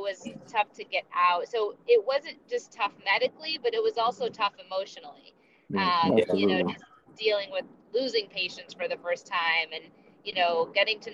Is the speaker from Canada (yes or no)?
no; Akron, Ohio, United States; also born or lived in Boston; I myself was born in Boston. I grew up for most of my life in Akron, Ohio